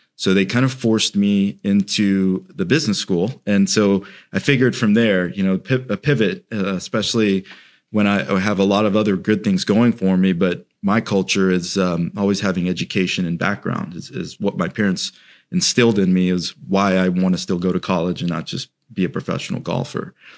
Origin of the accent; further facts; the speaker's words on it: Celebration, Florida, United States; I grew up in Celebration, um, so kind of in, in the region of Orlando